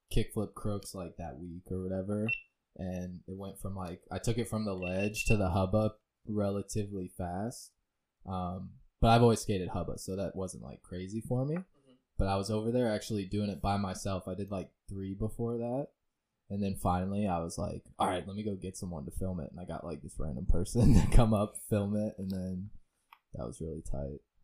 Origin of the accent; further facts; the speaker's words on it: Lehigh Acres, Florida, United States; also born or lived in Fort Myers, Florida; I grew up in Lehigh.